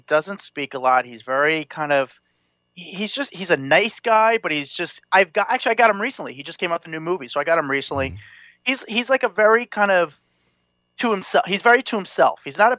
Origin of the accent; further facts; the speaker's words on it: East Coast, United States; I'm from the East Coast